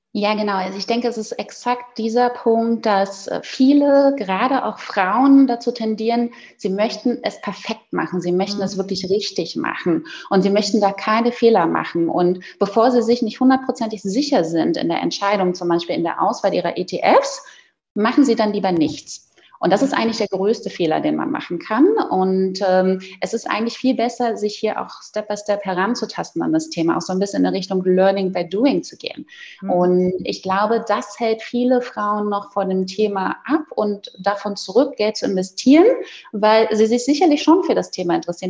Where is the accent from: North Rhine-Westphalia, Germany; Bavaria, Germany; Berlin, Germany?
Berlin, Germany; moved away; ich komme ja gebürtig aus Berlin